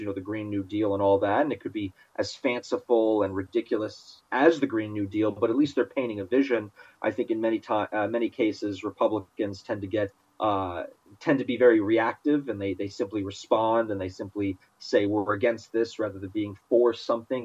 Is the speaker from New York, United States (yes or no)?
yes; New York, United States; growing up in New York